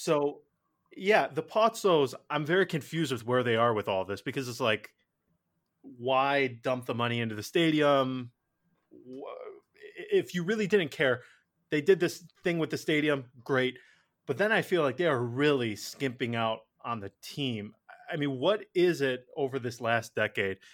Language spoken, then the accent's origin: English; Asiago, Veneto, Italy; I'm from Asiago, nobody ever goes there either